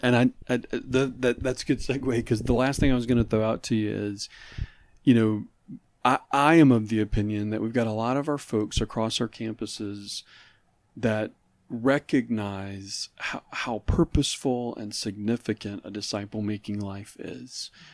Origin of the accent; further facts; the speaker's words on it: New Orleans, Louisiana, United States; he and I both had been discipled growing up in New Orleans